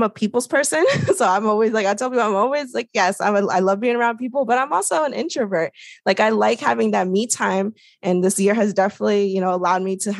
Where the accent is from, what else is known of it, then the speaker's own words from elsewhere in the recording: DC area, Northern Virginia, United States; I grew up in the Northern Virginia, DC area.